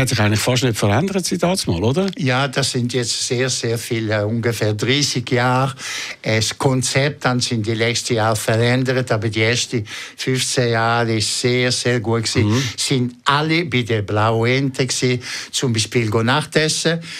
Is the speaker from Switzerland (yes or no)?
yes; Ticino, Switzerland; German is a second language; moved away as an adult; now in Zurich, Switzerland; als richtige Tessiner